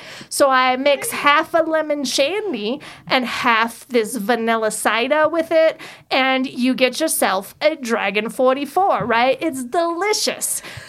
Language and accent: English; New York, United States; now in Georgia, United States; So I live in Georgia, but I came from New